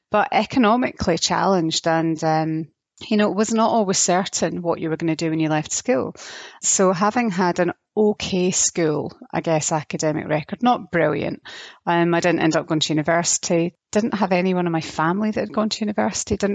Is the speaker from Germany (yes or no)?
yes; Germany; born there; I was born in Germany.